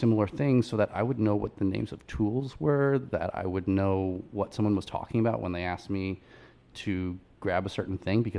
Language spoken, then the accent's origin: English; Long Island, New York, United States; moved away as an adult; also born or lived in Manhattan, New York; now in Charleston, United States; I'm from Long Island.